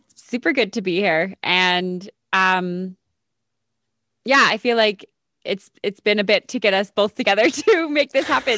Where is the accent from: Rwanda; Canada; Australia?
Canada; Calgary, Alberta; I grew up in Calgary, so I grew up in a big city